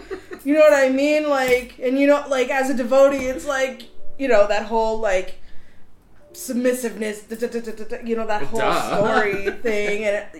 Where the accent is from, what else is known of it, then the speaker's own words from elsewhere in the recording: India; now in Mayapur, India; I was very sheltered as a growing up because I'm Indian.